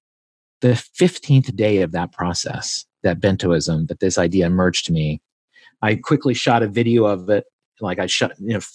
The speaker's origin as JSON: {"language": "English", "region": "East Coast", "country": "United States", "tie": "born or raised there", "said": "I grew up on the East Coast"}